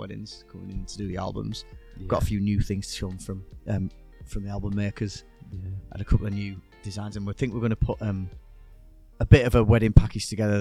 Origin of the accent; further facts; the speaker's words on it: Teesside, North East England, United Kingdom; accent: Teesside; now in Yorkshire, United Kingdom; Craythorn, my old neck of the woods, back up in Teesside.